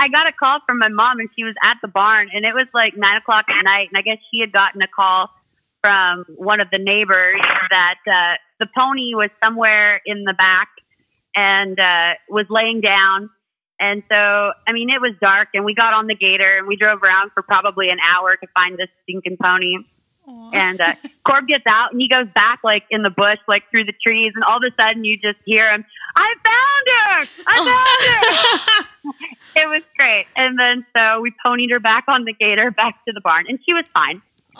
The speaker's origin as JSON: {"language": "English", "town": "Thunder Bay", "region": "Ontario", "country": "Canada", "tie": "born or raised there", "also_born_or_lived": "Iowa, United States", "said": "So I was born in Thunder Bay, Ontario. And I was raised back and forth between Thunder Bay and Iowa."}